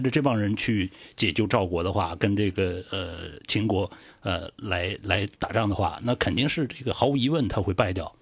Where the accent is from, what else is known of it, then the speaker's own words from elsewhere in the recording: northern China, China; 因为我是北方人嘛